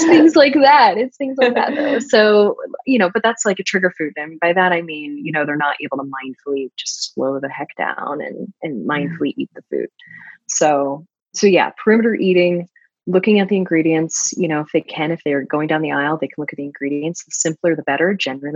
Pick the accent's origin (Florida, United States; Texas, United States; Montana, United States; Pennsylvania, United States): Florida, United States; moved away; I'm from Florida originally